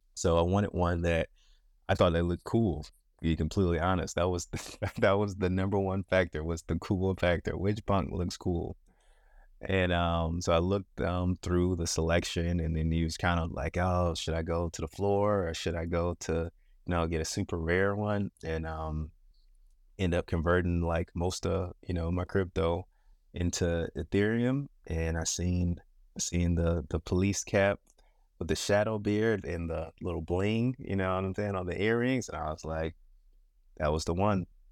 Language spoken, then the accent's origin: English; Michigan, United States; born and raised, born and raised in Michigan